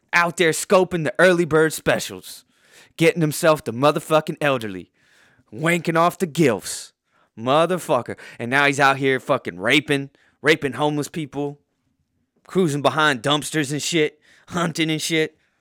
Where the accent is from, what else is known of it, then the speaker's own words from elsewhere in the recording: Poway, California, United States; I'm from Poway in, in San Diego County. I went to Poway High School